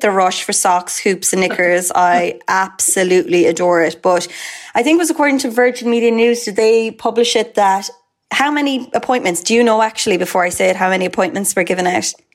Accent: Mallow, Munster, Ireland; I'm from Mallow, so I'd be about 40, about 30 to 40 minutes from Douglas

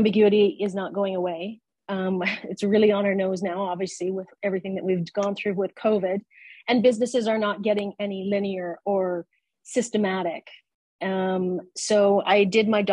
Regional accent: Canada; moved away as an adult; now in Abu Dhabi, United Arab Emirates; I'm a Canadian, and I've lived here in the Middle East. I live in Abu Dhabi in the United Arab Emirates. I've been here for about 15 years.

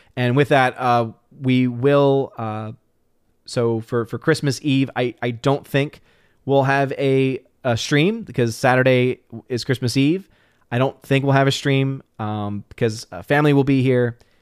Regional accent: New Orleans, Louisiana, United States; moved away as an adult; now in Chattanooga, United States; I'm originally from New Orleans

